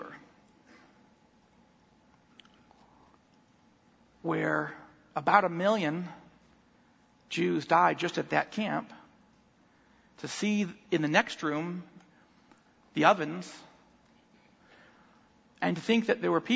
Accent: United States; this country that we love as Americans

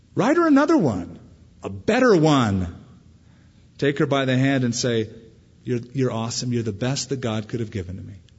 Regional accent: California, United States; now in Albuquerque, United States; I come from California where we've never even heard of the word manners

